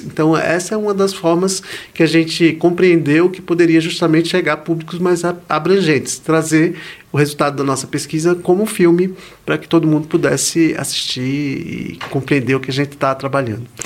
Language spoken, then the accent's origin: Portuguese; Recife, Pernambuco, Brazil; moved away; eu sou de Recife, eu sou pernambucano